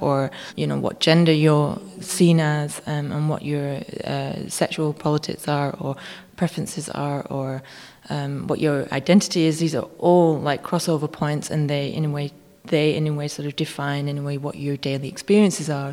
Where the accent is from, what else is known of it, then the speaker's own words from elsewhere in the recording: United Kingdom; now in Germany; start living back in the UK more if they let me, if they think I'm British enough